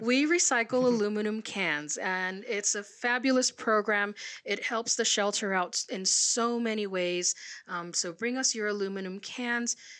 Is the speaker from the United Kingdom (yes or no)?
no; Puerto Rico; now in Sierra Vista, United States; I'm originally from Puerto Rico